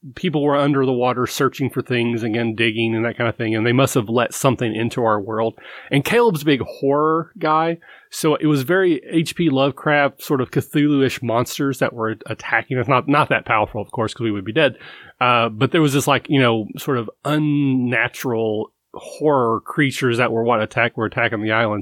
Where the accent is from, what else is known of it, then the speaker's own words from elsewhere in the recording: Kentucky, United States; I'm from Kentucky